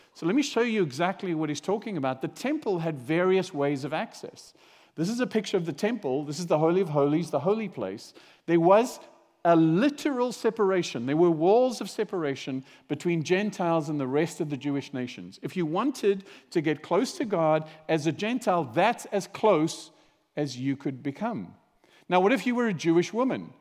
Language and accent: English; South Africa; I grew up in South Africa